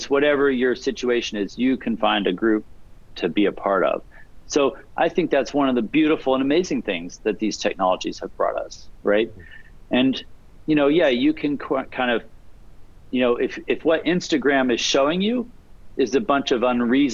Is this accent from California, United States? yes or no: no; Alaska, United States; now in West Coast, United States; I grew up in Alaska, and I was interested in computers